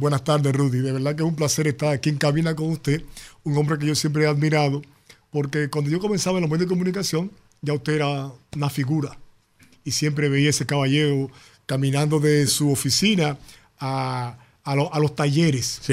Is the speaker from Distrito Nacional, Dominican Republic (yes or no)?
yes; Santo Domingo, Distrito Nacional, Dominican Republic; also born or lived in Independencia Province; la provincia Independencia, es donde yo nací, es donde yo siempre he hecho un trabajo social. Y a pesar de que me crié en Santo Domingo